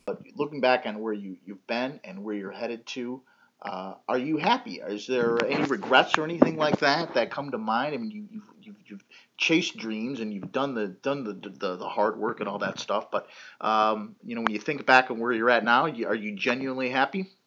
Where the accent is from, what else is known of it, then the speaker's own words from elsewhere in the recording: Illinois, United States; I was an out-of-state student, I was from Illinois